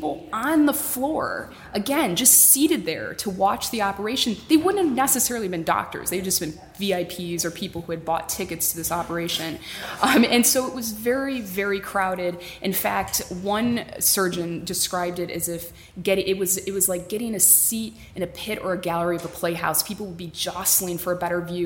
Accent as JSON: {"language": "English", "country": "United States", "said": "as an American"}